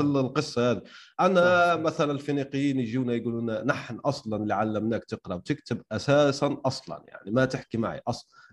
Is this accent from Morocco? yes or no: no; Algeria; عندنا في الجزائر